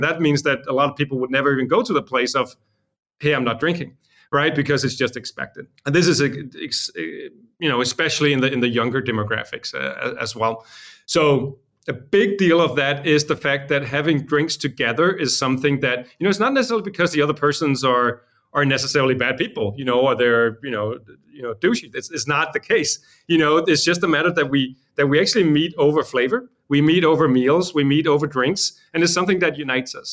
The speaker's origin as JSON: {"language": "English", "town": "Copenhagen", "region": "Capital Region of Denmark", "country": "Denmark", "also_born_or_lived": "Los Angeles", "said": "I'm from Copenhagen, Denmark."}